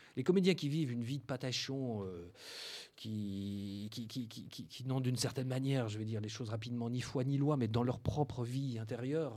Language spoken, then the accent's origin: French; Belgium; moved away as an adult; also born or lived in Brussels / Paris; now in France; je suis belge euh, de naissance